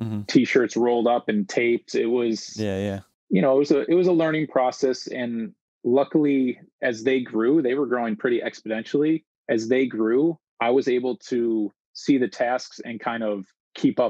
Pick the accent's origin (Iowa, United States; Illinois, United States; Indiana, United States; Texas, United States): Illinois, United States; Chicago; born and raised in Chicago